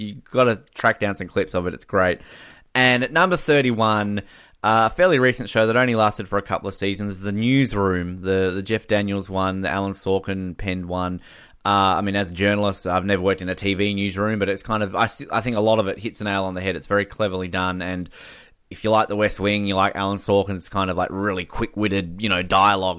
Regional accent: Australia

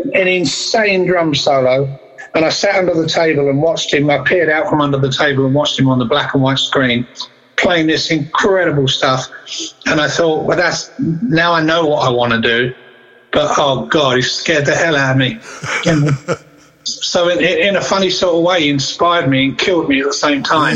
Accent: Southend-on-Sea, East of England, United Kingdom; a place called Essex in England, which is uh, a place called Southend on Sea in Essex

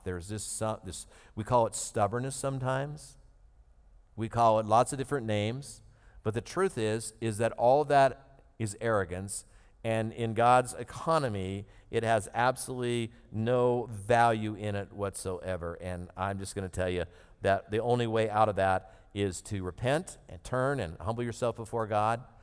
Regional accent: United States; one of those privileges that we grew up in America

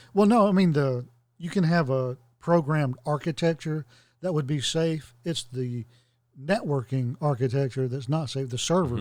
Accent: the South, United States; I'm a Southerner. I was born a Southerner. I live in the South

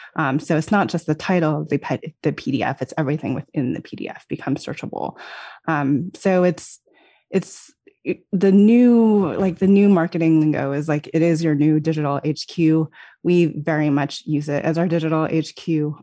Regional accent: Los Alamos, New Mexico, United States; I grew up in Los Alamos, New Mexico, which is, uh, a, an unusual small town to grow up

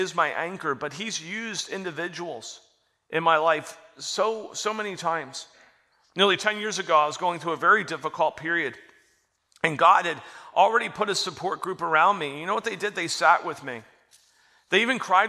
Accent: Florida, United States; I grew up in Florida, out in the bay

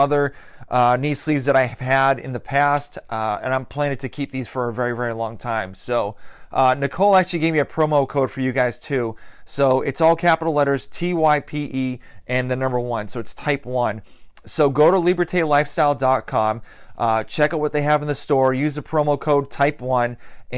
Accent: Massachusetts, United States; I'm from Massachusetts, so you can kind of figure out what kind of fan I am.

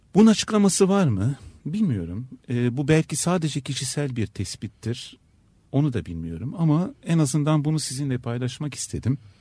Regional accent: Istanbul, Turkey; first language Turkish, French, Ladino; İstanbul'da yaşamanın ne olduğunu biliyorum. Bir Türk olarak yaşamanın ne olduğunu biliyorum.

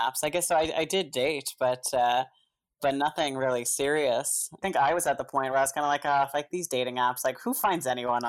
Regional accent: New Brunswick, Canada; moved away as an adult; now in Ottawa, Canada; So I grew up in New Brunswick and was working in New Brunswick and then got a job at on Parliament, moved to Ottawa, not knowing anyone in Ottawa

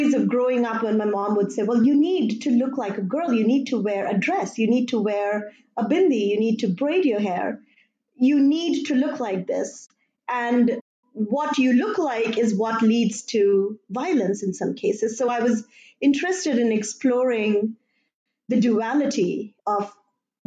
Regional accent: India; moved away; I grew up in India

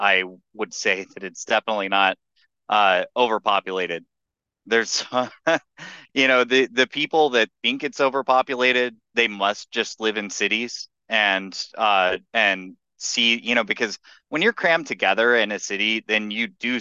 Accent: Texas, United States; I'm from Texas

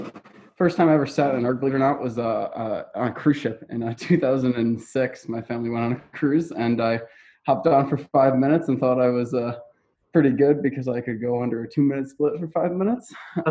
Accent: Buffalo, New York, United States; So I grew up in Buffalo, New York, and I went to St. Amelia School for K through eight, and then went to Canisius High School

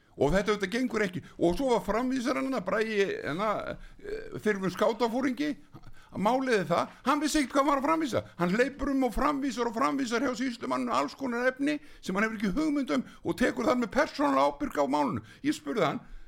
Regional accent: Iceland; við erum 340-50 Íslendingar

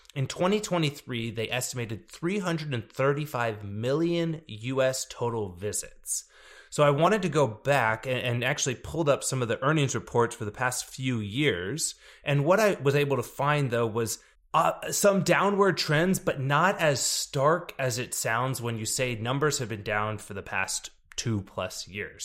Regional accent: Texas, United States; a city in my, my home state here in Texas, El Paso

